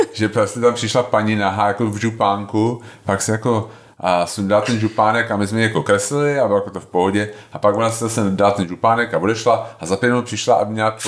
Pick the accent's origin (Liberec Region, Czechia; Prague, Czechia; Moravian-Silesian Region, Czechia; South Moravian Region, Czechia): Prague, Czechia; já jsem vyrůstal na Jižním městě